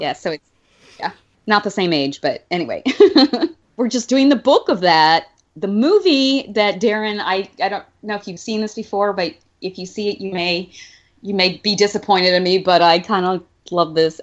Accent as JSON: {"language": "English", "region": "Alabama", "country": "United States", "tie": "born or raised there", "said": "where I grew up in Alabama"}